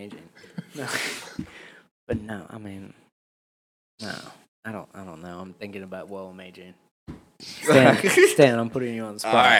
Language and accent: English; California, United States; moved away; I'm from California.